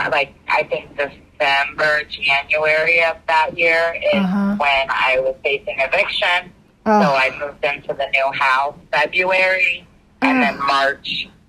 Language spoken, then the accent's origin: English; West Palm Beach, Florida, United States; moved away as an adult; also born or lived in Kansas / Kingsland, Georgia; now in Connecticut, United States; I was born in Florida. Okay. I lived in West Palm Beach until I was like 20. Then I lived in Kansas for like a year, and then moved to Connecticut. So I've been in, and I actually lived in Kingsland, Georgia for a couple years.